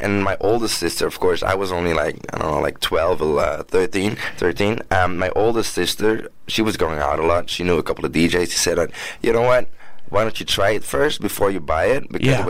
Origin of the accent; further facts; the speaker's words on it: Antwerp, Flanders, Belgium; I grew up in Antwerp. Pretty much all my roots are there. My father is from the Congo.